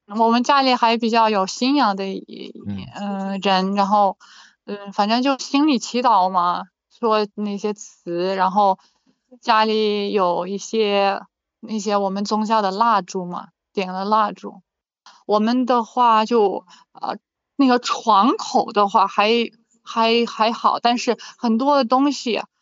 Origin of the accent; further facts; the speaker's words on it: Vinnytsia Oblast, Ukraine; Chinese is a second language; also born or lived in Guangzhou, China; 我在乌克兰的文尼，文尼察州卡尼夫卡嗯，这是嗯。我的家乡。它属于中部，它属于中部，然后是里基辅有二百五十公里的样子，往，往南走的话。啊，生活环境很安，很安静，我们那里很安逸。啊，对，所以是节奏满，慢的城市